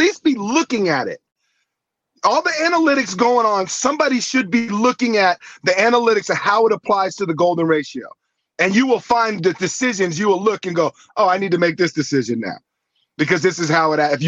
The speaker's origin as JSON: {"language": "English", "town": "Santa Monica", "region": "California", "country": "United States", "tie": "born or raised there", "also_born_or_lived": "New York City", "said": "I grew up in the Santa Monica, Venice area"}